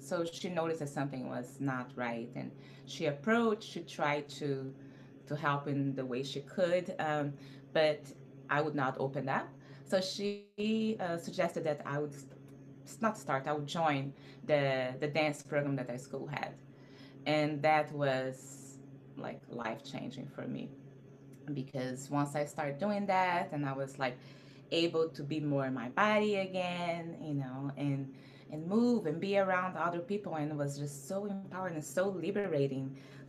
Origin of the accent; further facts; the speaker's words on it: Rio de Janeiro, Brazil; I grew up in Rio de Janeiro, Brazil. I mean, I was born in Brazil and grew up all over